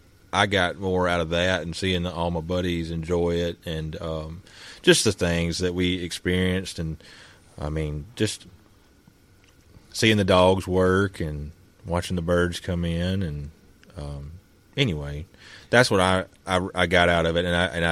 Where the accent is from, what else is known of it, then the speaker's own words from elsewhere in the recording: United States; growing up in Abbott County, we ain't really experienced pigs.